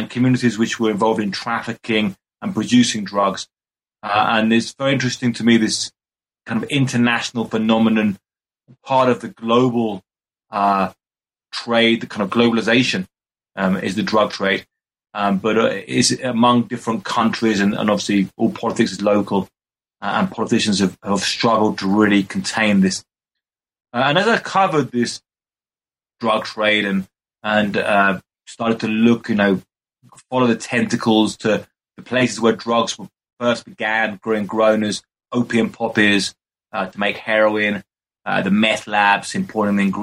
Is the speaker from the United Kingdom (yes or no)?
yes; Brighton, South East England, United Kingdom; moved away as an adult; now in Mexico City, Mexico; I'm originally from Brighton in the UK.